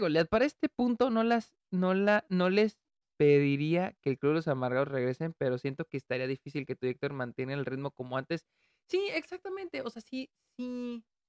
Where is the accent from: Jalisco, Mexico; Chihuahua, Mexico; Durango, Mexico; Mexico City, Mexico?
Chihuahua, Mexico; Delicias; moved away; estuve en, en, Delicias, a mi ciudad natal